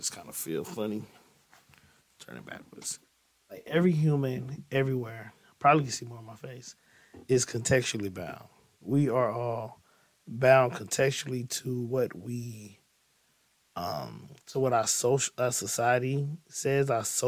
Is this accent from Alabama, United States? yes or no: no; East St. Louis, Illinois, United States; I'm from the East St. Louis area